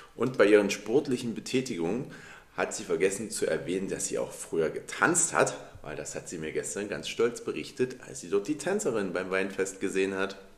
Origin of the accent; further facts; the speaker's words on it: Dresden, Saxony, Germany; ich bin in Dresden geboren und in Dresden aufgewachsen